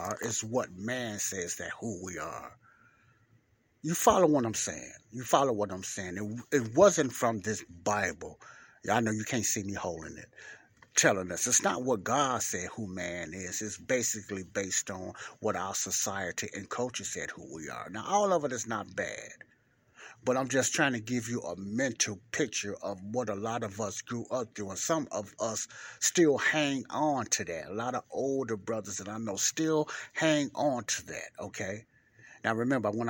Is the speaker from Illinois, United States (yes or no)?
yes; Chicago, Illinois, United States; I grew up in Chicago